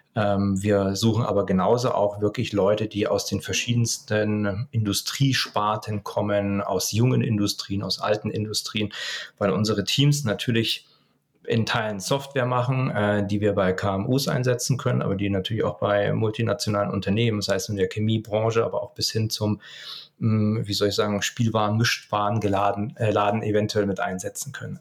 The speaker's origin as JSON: {"language": "German", "region": "Lower Bavaria", "country": "Germany", "said": "ich komme eigentlich aus Niederbayern"}